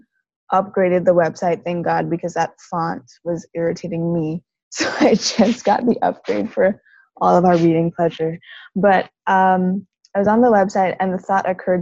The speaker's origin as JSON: {"language": "English", "country": "Trinidad & Tobago", "tie": "born or raised there", "said": "us growing up in Trinidad, even though Black people are the majority"}